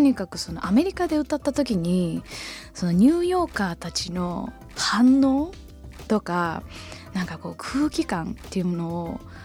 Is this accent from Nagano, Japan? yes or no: yes; Matsumoto, Nagano, Japan; moved away as an adult; now in Tokyo, Japan; 当初乗鞍からね東京来た時は